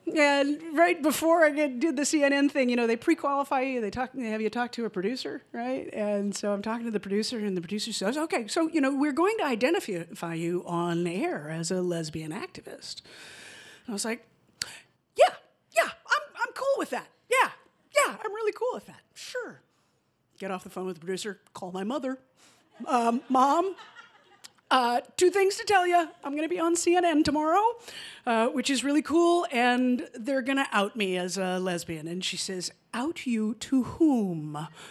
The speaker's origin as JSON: {"language": "English", "town": "Santa Monica", "region": "California", "country": "United States", "tie": "born or raised there", "also_born_or_lived": "Atlanta, Georgia", "moved": "as an adult", "said": "I moved to Atlanta from my hometown in Santa Monica, which is just outside of Los Angeles in California."}